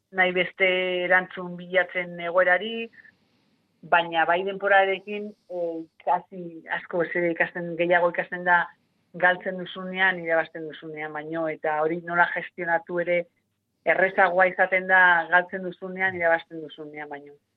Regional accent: Otxandio, Basque Country, Spain; txikitan e, bai. otxandioko eskolan zen kirol da eskolarra eta eta bertan egiten nuen hasieran

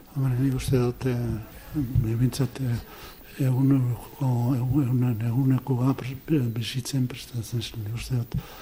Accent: Zarautz, Basque Country, Spain; moved away; also born or lived in Bilbao; ni musika plazan jaio naiz, zauzko musika plazan

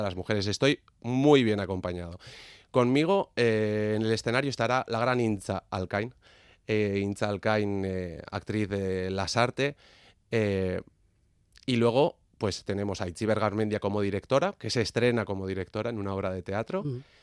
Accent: Legorreta, Basque Country, Spain; nací en Legorreta

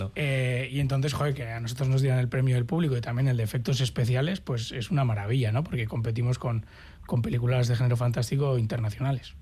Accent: Basque Country, Spain; esa naturaleza a la que tan asiduos somos los, los vascos y vascas

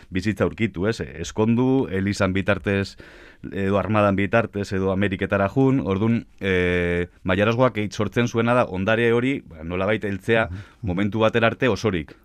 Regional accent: Biscay, Basque Country, Spain; now in Álava, Spain; ni abiz, arabarra, bueno, bizkaitarra nes jatorriz, baina araban bizinaiz

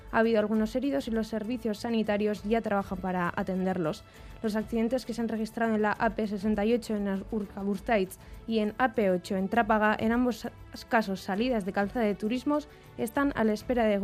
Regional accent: southern Chile, Chile; estamos haciendo un, tour con la oficina de turismo. Somos del sur de Chile, así que estamos acostumbrados a la lluvia y al frío.

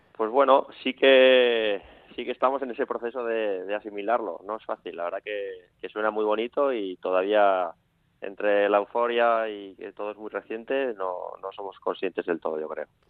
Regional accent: Villava, Navarre, Spain; los que somos de Villava de toda la vida

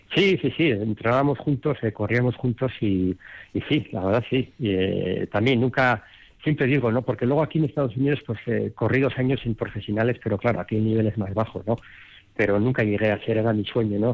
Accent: Madrid, Community of Madrid, Spain; moved away as an adult; also born or lived in Vitoria, Álava; now in Denver, United States; yo en, Madrid cuando me crié jugué seis años en el Real Madrid

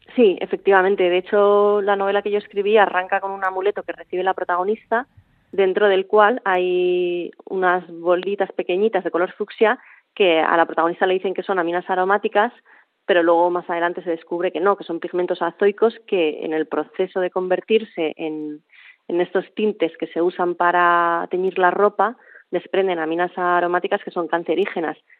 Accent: Bilbao, Basque Country, Spain; now in Mallorca, Spain; que vaya muy bien por Bilbao, que echo de menos mi tierra

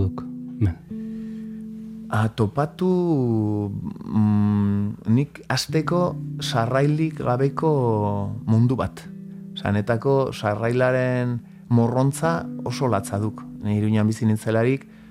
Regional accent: Pamplona, Navarre, Spain; born or raised there; also born or lived in Elizondo, Baztan / Northern Basque Country (France); now in France

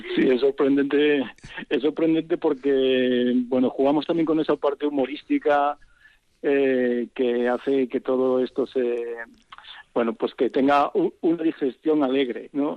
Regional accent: a small village in León, Castile and León, Spain; es mi lugar de origen, que tiene que ver con, con, mi pueblo, que es un es un pueblecito muy pequeño de León

